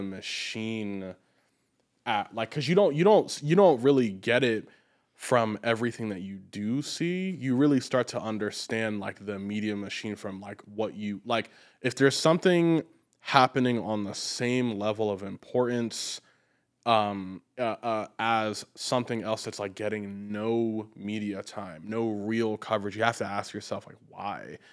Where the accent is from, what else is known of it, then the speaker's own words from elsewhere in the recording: United States; As an American